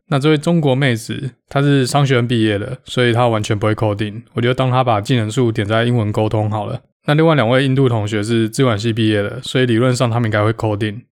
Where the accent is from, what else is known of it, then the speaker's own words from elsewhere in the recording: Taiwan; moved away as an adult; now in United States; 跟我一样都来自台湾